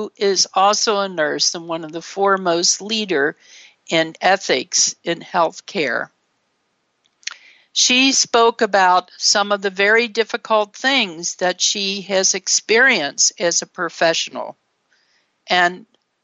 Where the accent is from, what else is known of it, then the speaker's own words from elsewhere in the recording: Ohio, United States; a white middle-class child growing up in Ohio